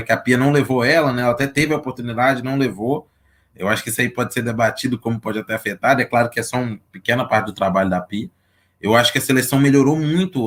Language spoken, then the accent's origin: Portuguese; Belo Horizonte, Minas Gerais, Brazil; Sou aqui de Belo Horizonte